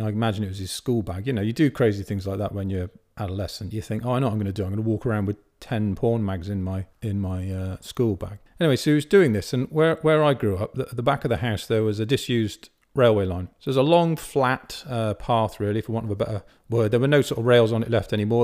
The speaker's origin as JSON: {"language": "English", "town": "Bath", "region": "South West England", "country": "United Kingdom", "tie": "born or raised there", "said": "I grew up in Bath"}